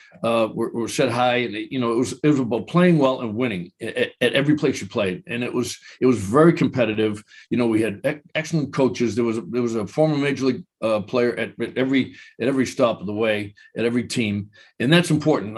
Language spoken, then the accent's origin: English; Boston, Massachusetts, United States; growing up in Boston